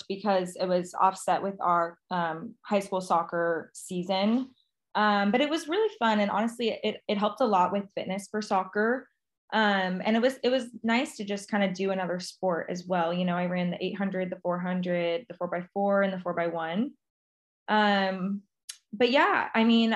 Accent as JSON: {"language": "English", "town": "Beaverton", "region": "Oregon", "country": "United States", "tie": "born or raised there", "said": "I grew up actually just outside of Portland, Beaverton, Oregon"}